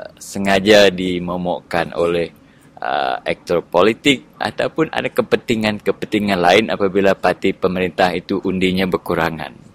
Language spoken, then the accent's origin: Malay; Sarawak, Malaysia; saya secara peribadi uh, sebagai anak Sarawak